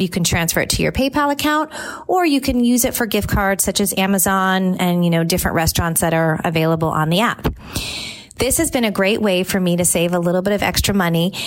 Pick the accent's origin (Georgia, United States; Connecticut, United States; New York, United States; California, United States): California, United States; moved away as an adult; now in Tampa, United States; I grew up in California.